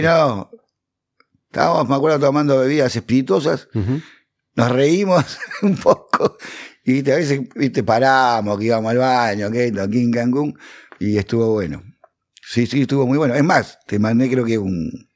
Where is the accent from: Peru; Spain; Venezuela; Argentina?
Argentina; Valentín Alsina, Buenos Aires Province; born or raised there